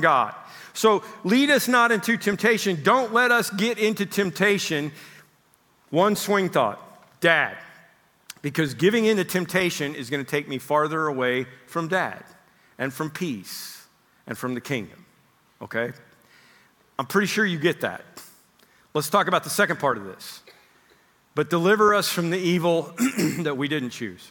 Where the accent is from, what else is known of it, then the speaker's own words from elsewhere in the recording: Oklahoma, United States; moved away; I grew up in Oklahoma.